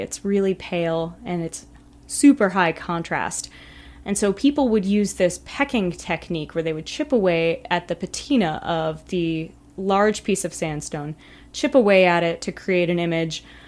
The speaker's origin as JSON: {"language": "English", "region": "California", "country": "United States", "said": "I come from California"}